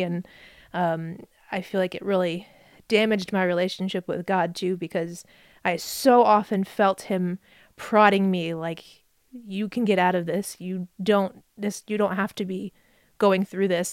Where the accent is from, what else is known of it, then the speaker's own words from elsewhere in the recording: New Jersey, United States; moved away; I grew up in New Jersey. That's where I was born.